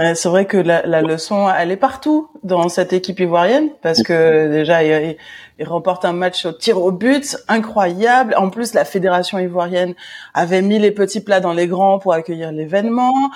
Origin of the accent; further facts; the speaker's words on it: Paris, Île-de-France, France; moi en tant que bonne parisienne